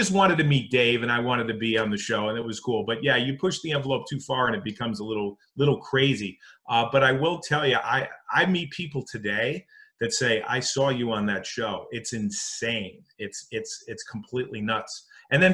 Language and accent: English; Connecticut, United States; moved away as an adult; also born or lived in Missouri; I grew up in Connecticut. And I moved out to Missouri